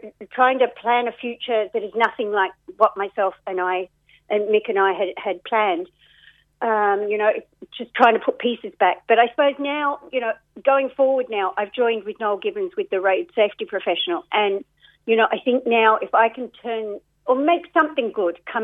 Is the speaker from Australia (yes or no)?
yes; Australia; moved away as an adult; now in Ireland; This is now my home, as you can tell from my accent.